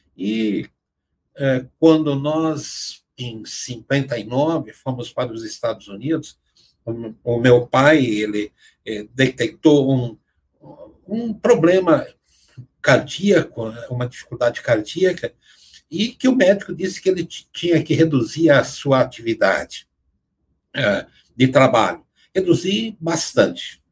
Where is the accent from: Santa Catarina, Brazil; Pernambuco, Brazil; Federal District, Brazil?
Santa Catarina, Brazil; Arabutã; lá em Santa Catarina, onde eu nasci, em Arabutã, eu passei a minha infância na, na, naque, naquela localidade.